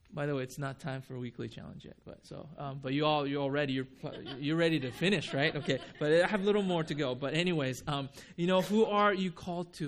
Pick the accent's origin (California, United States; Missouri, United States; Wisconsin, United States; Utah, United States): California, United States; Huntington Beach; also born or lived in Japan; I grew up in Huntington Beach